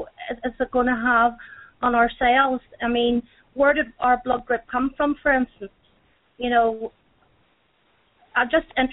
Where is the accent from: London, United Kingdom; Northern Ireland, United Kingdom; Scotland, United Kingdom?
Northern Ireland, United Kingdom; from Northern Ireland.